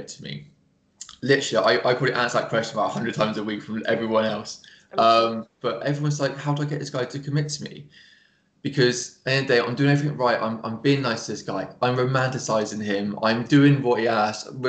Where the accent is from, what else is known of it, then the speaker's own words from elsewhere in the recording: England, United Kingdom; accent: English; my English accent